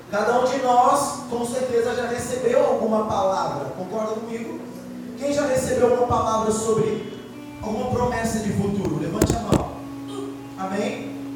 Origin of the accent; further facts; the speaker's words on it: Brazil; Nós nascemos no Brasil.